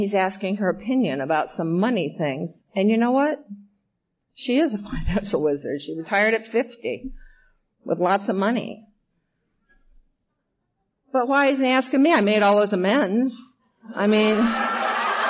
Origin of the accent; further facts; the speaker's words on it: Iowa, United States; accent: Midwest; moved away as an adult; also born or lived in New York City; I'm from Iowa